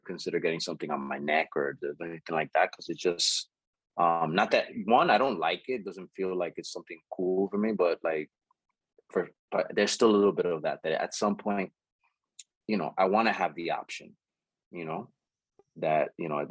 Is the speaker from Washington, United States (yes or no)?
no; Jersey City, New Jersey, United States; I grew up in Jersey City, Union City area